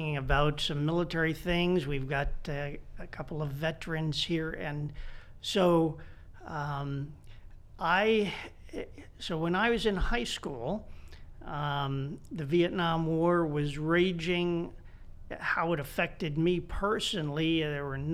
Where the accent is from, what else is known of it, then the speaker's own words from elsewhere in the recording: Washington, District of Columbia, United States; moved away as an adult; also born or lived in Newtown, Connecticut; now in Indianapolis, United States; I'm one of the few people who can claim to be a native of Washington, D.C. I was born in downtown Washington and grew up in the suburbs